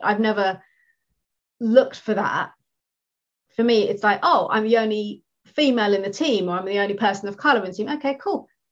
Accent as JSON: {"language": "English", "country": "United Kingdom", "first_language": "English", "said": "I'm I'm British, I speak English, I don't speak anything else."}